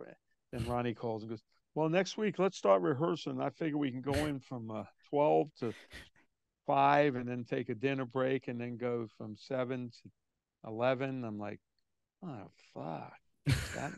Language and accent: English; New York City, New York, United States; I'm from New York, but Brooklyn, New York, and I'm Italian